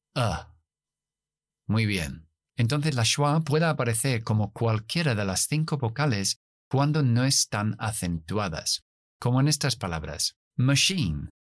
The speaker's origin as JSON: {"language": "Spanish", "region": "England", "country": "United Kingdom", "accent": "British", "second_language": "Spanish", "said": "Esto es el acento británico. Nosotros no pronunciamos las \"-r\", después de las vocales. Si yo fuera estadounidense, metería una R después de la última schwa"}